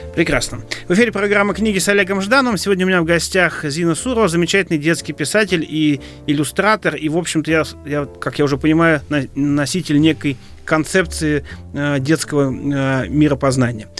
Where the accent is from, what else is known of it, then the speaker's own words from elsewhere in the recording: Moscow, Russia; я москвич